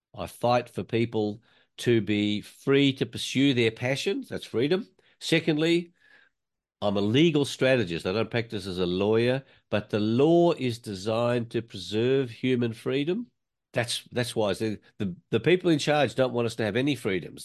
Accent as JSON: {"language": "English", "country": "Australia", "tie": "born or raised there", "said": "I was born in Australia in nineteen fifty-two"}